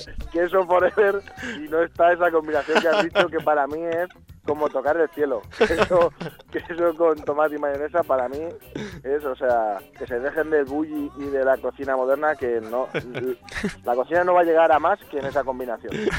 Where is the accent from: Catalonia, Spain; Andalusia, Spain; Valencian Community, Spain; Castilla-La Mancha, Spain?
Castilla-La Mancha, Spain; Villarrobledo; yo estoy implicado en mi pueblo